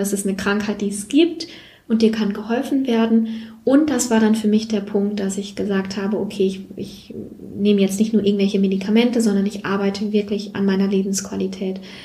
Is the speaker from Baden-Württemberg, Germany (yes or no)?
no; Siegerland, North Rhine-Westphalia, Germany; ich komme aus dem Siegerland, die kleine Schwester vom Sauerland